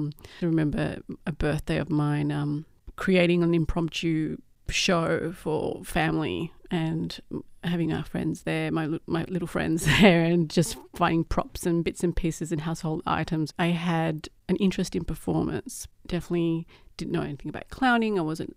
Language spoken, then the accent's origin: English; Uruguay; now in Australia; I grew up in Uruguay, actually. Well, I grew up in Australia as well, so I was born here but lived overseas.